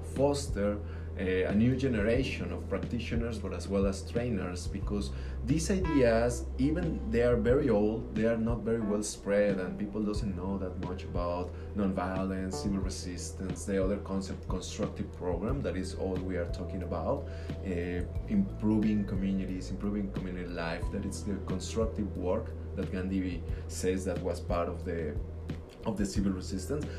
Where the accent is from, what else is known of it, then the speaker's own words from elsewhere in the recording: Mexico; I'm from Mexico, but we all in Latin America we share some features